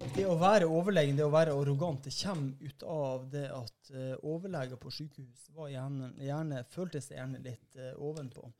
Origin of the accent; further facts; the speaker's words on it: Northern Norway, Norway; som nordlending